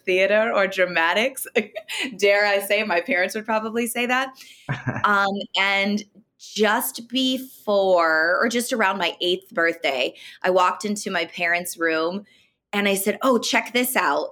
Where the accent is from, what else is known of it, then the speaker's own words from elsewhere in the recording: Elmira, New York, United States; I'm originally from upstate New York, so a little city called Elmira